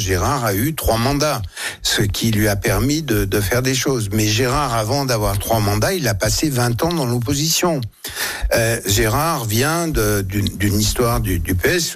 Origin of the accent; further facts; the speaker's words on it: France; en tant que Français